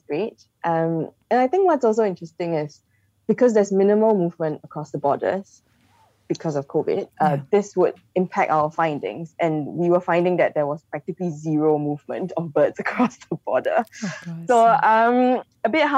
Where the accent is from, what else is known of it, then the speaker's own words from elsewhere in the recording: Singapore; also born or lived in Malaysia; I grew up in Singapore and, you know, in Malaysia as well